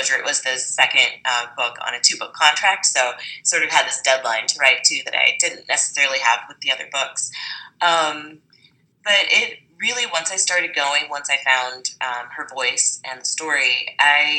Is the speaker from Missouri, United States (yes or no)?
yes; Springfield, Missouri, United States; moved away as an adult; now in Los Angeles, United States; I grew up in Springfield, Missouri. It's a very white town. It's diversified a little bit since I left in the early 2000s